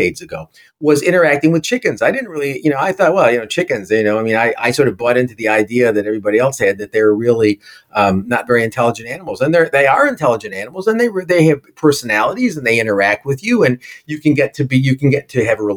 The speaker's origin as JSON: {"language": "English", "town": "New York City", "region": "New York", "country": "United States", "said": "I'm a New Yorker"}